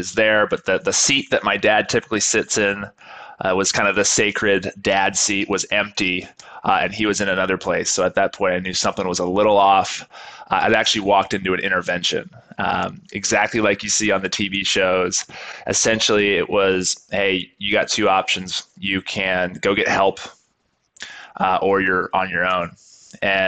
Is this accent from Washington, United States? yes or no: yes; Seattle, Washington, United States; moved away as an adult; also born or lived in Hawaii / Arkansas / New Zealand; I grew up in Seattle, Washington area